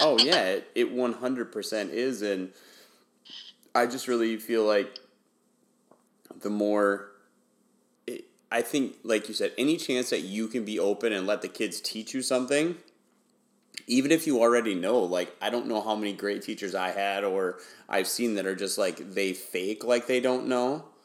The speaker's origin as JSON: {"language": "English", "region": "Wisconsin", "country": "United States", "tie": "born or raised there", "also_born_or_lived": "Houston, Texas", "moved": "as an adult", "said": "I grew up in Wisconsin, but I taught uh, primarily in Houston, Texas"}